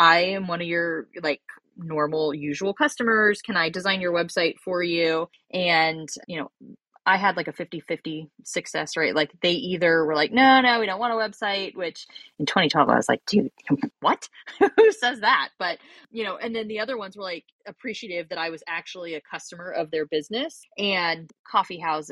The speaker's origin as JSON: {"language": "English", "region": "Northern California", "country": "United States", "tie": "born or raised there", "also_born_or_lived": "Europe (France, French-speaking area)", "said": "I live in my hometown, which I, you know, I grew up here. So I was fortunate to have a large network. However, when I started my business, I was actually living in Europe. So I'm in Northern California now"}